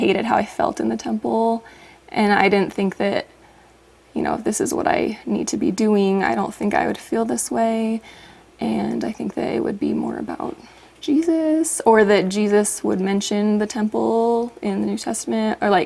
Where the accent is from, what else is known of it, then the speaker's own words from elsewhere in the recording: Orem, Utah, United States; moved away; also born or lived in Logan, Utah; I grew up in Orem